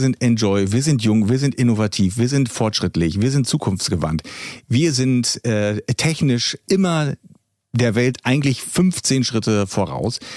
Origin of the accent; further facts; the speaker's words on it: East Germany, Germany; bei uns im Osten